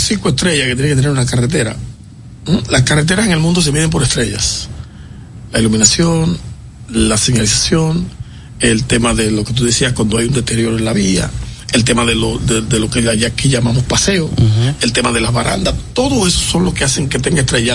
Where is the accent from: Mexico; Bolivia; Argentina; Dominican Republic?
Dominican Republic; en mi país